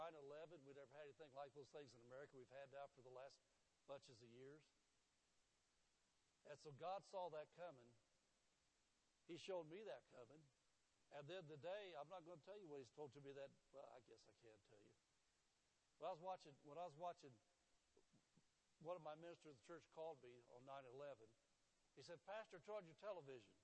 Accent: Indianapolis, Indiana, United States; moved away; the area I grew up in Indianapolis was called the Garfield area

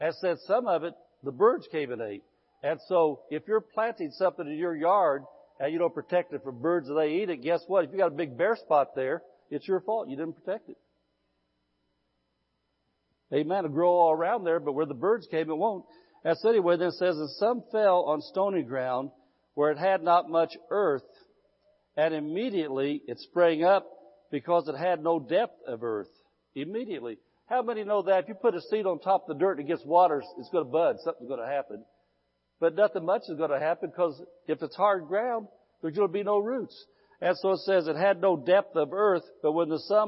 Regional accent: Midwest, United States; moved away as an adult; now in California, United States; I'm Californian now, but I was in the Midwest 54 years

